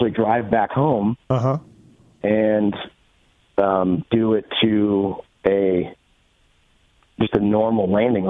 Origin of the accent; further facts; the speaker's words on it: Gresham, Oregon, United States; Portland, basically, Portland. Just outside of Portland.